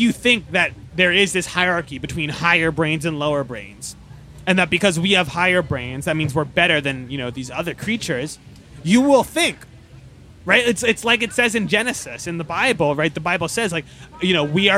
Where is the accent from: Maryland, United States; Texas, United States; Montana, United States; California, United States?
Maryland, United States; Baltimore; where I'm from Baltimore, Maryland